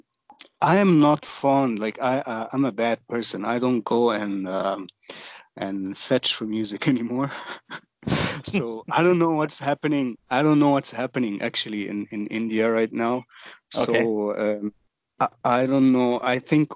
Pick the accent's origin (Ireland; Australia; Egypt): Egypt; we are from Egypt